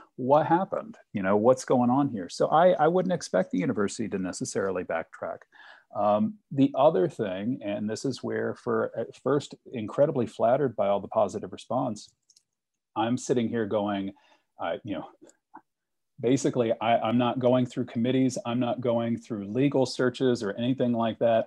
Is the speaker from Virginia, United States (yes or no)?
yes; Richmond, Virginia, United States; I grew up in Richmond